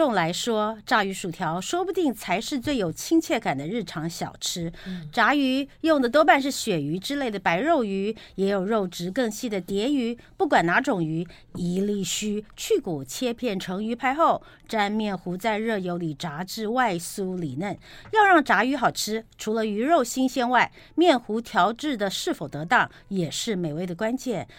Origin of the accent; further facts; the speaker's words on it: Taiwan; cod 不是我们台湾人所谓的这个扁鳕或圆鳕